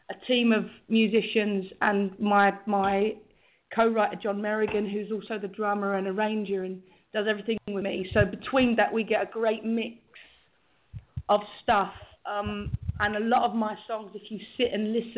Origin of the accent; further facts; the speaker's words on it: London, United Kingdom; I was born and raised in London, East London, Whitechapel